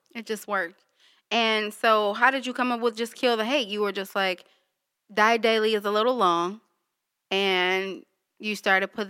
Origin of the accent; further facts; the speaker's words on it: Detroit, Michigan, United States; I was born and raised in Detroit on the east side